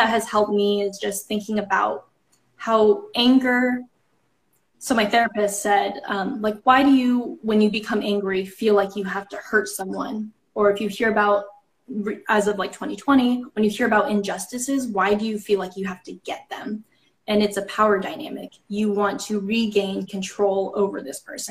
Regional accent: Kansas, United States; I grew up in Kansas

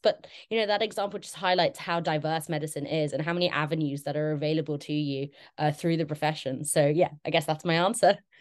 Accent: London, United Kingdom; moved away as an adult; now in Exeter, United Kingdom; I'm originally from London.

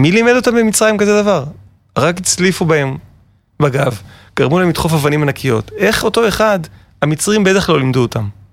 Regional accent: Herzliya, Tel Aviv District, Israel; אני בעצם גדלתי בתל אביב, בהרצליה פיתוח

